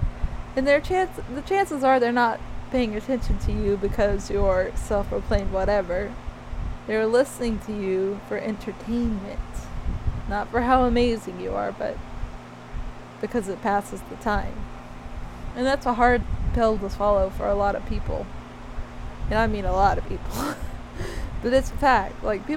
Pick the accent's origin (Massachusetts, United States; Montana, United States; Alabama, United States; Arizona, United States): Alabama, United States; growing up in Alabama